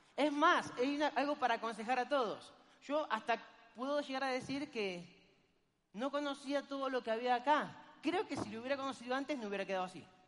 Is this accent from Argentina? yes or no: yes; Argentina; soy argentino